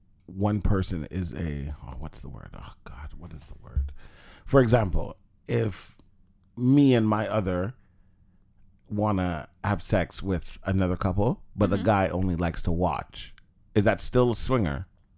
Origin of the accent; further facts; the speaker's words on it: Jamaica; as a Jamaican man